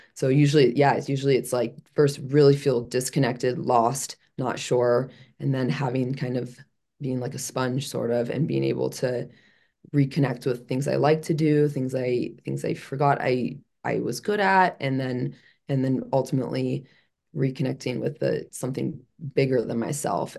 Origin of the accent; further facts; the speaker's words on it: Chicago, Illinois, United States; moved away; I'm originally from Chicago